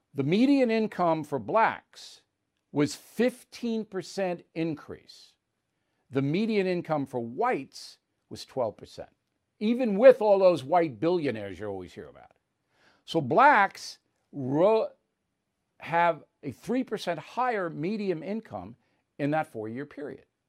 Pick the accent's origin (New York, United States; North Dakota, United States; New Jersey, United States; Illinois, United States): New York, United States; Levittown; in my Levittown neighborhood